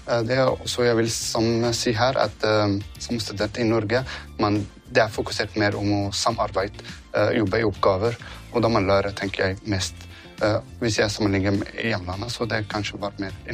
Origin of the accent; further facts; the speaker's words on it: Syria; Norwegian is a second language; moved away as an adult; now in Norway; Jeg er en mann eh, fra Syria